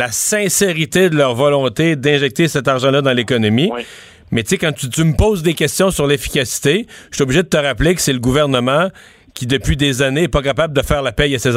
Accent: Quebec, Canada; chez nous au Québec.

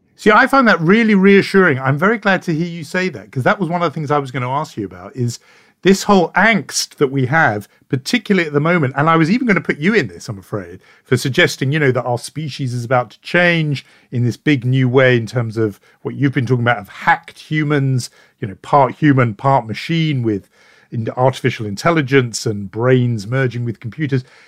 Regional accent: United Kingdom; as a Brit

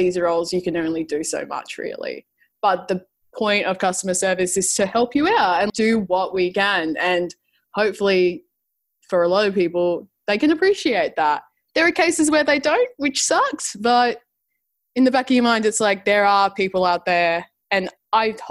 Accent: Adelaide, South Australia, Australia; now in Melbourne, Australia; I'm from Adelaide, South Australia, and moved over to Melbourne a little while ago.

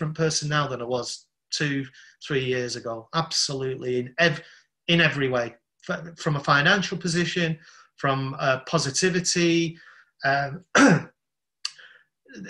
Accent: Salford, North West England, United Kingdom; also born or lived in Southeast London; now in London, United Kingdom; I'm from Salford in Manchester

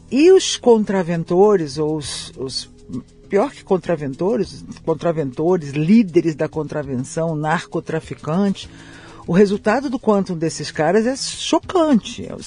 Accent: São Paulo, Brazil; born there; Eu nasci em São Paulo com esse carioquês todo.

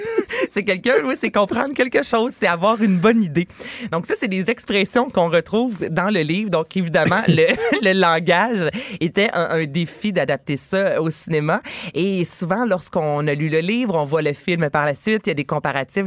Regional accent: Varennes, Quebec, Canada; je viens de Varennes.

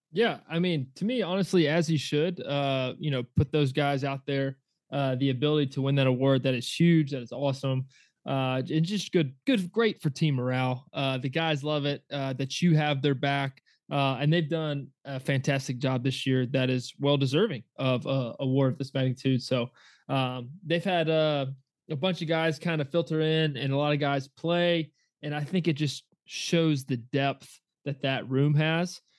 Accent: Georgia, United States; growing up in Georgia

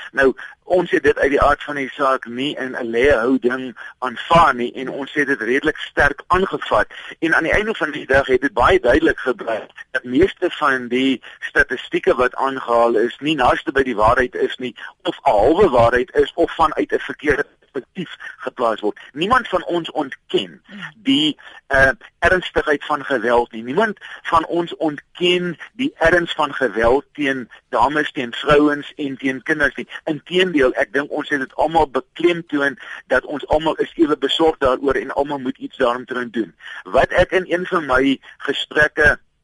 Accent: South Africa; ons as Suid-Afrikaners

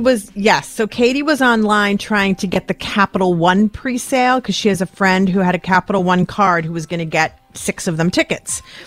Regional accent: Western Massachusetts, United States; I grew up in Western Mass.

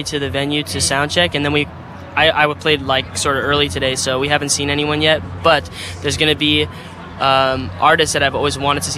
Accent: Arizona, United States; I'm from Arizona

